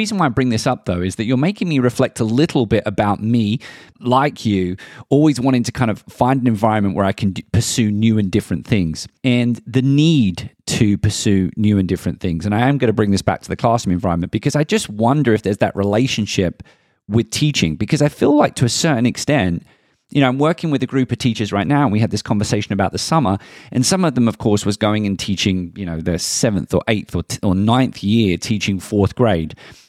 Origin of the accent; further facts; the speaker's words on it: London, United Kingdom; accent: Southeast London; I still remember my Southeast London accent being ridiculed in my very traditional establishment that said I would never be able to play Shakespearean unless I could speak standard English.